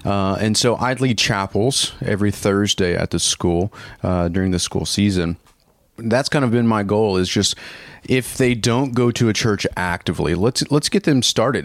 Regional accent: Paducah, Kentucky, United States; now in Orlando, United States; I'm actually from Paducah, Kentucky. So that is where I call home. That's where I was born and raised.

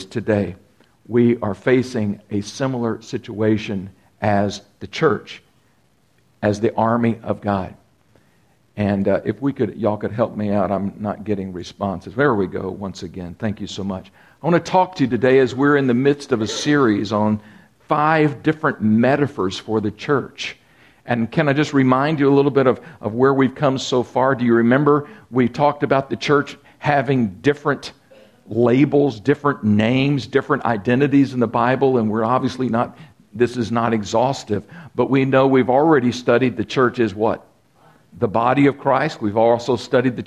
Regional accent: Texas, United States; I grew up in Texas

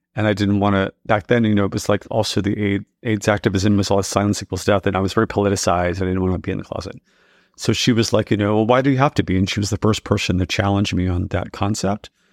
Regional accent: Texas, United States; moved away as an adult; also born or lived in New York City; growing up in Texas and I realized I was gay

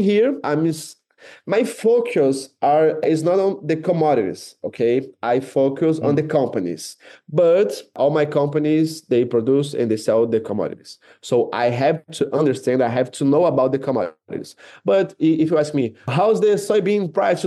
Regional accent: Brasília, Federal District, Brazil; English is a second language; moved away as an adult; now in Rio de Janeiro, Brazil; I was born in Rio, but my whole life, I grew up in Brasilia

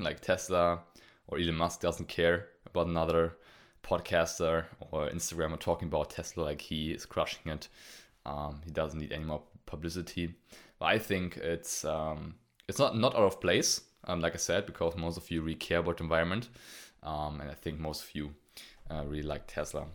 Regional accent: Germany; I'm from Germany

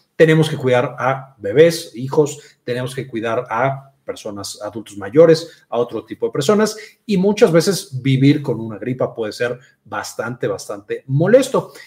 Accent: Mexico; soy de México y en México le decimos gripa

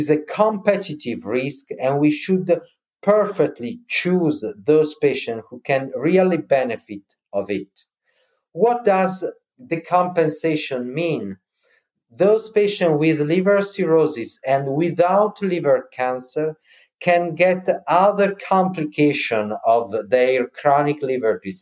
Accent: Milan, Lombardy, Italy; I'm from Milan

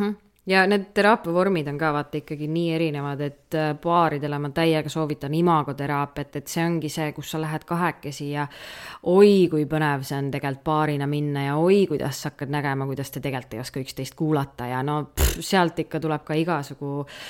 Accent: Kudjape, Saare County, Estonia; meil see huud, kus ma üles kasvasin, oli Kudjape

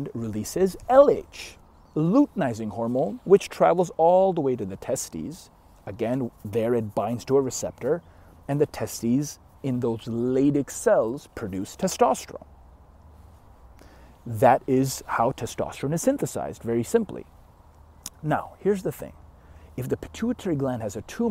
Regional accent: Canada; I'm Canadian.

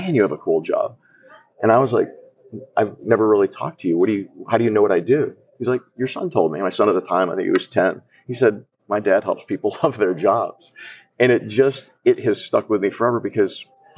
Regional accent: Atlanta, Georgia, United States; I come from Atlanta, and we're the home of Chick-fil-A.

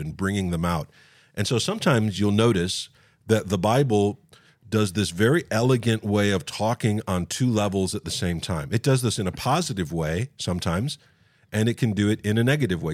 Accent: West Virginia, United States; I grew up in West Virginia

